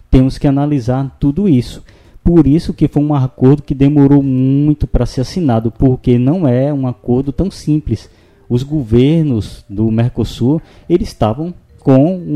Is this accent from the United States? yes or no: no; São Francisco Valley, Brazil; como somos da região do Vale do São Francisco